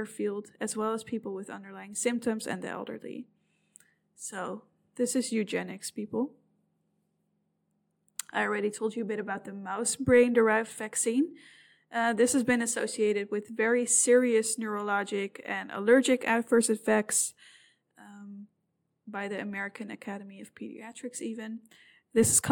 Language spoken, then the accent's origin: English; Amsterdam, North Holland, Netherlands; I'm from Amsterdam